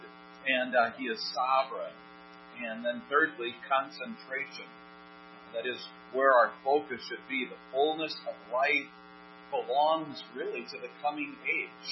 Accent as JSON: {"language": "English", "country": "United States", "said": "as American citizens"}